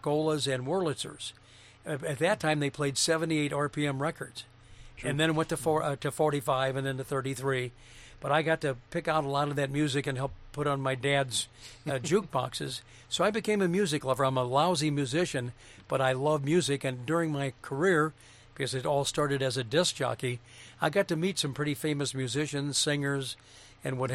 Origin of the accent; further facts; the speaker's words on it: St. Louis, Missouri, United States; moved away as an adult; now in Minnesota, United States; In my hometown of St. Louis